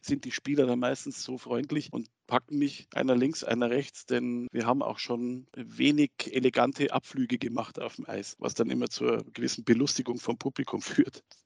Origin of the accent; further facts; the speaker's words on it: Munich, Bavaria, Germany; moved away; in meiner Heimat München